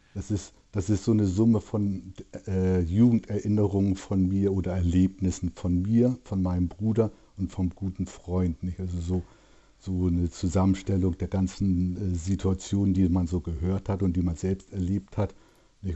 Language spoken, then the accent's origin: German; Hamburg, Germany; accent: Norddeutsch; moved away; also born or lived in Berlin; Also ich bin in Hamburg groß geworden und aufgewachsen